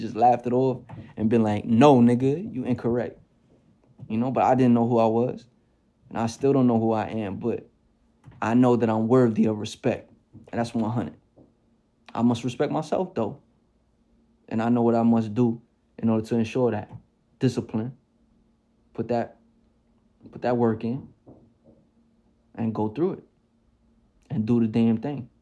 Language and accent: English; New York City, New York, United States; I'm still from the Bronx, New York